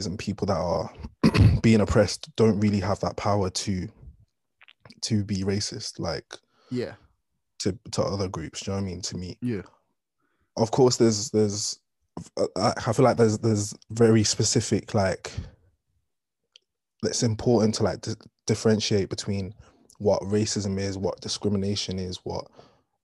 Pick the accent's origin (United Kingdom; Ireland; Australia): Ireland; moved away; growing up in Ireland